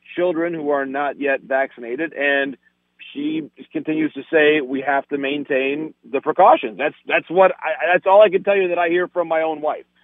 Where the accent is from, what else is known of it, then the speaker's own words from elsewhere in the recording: Michigan, United States; my home state of Michigan